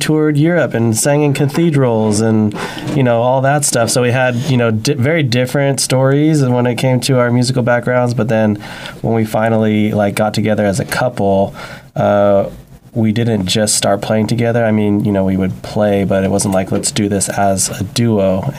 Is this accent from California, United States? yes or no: yes; Santa Maria, California, United States; I'm from Santa Maria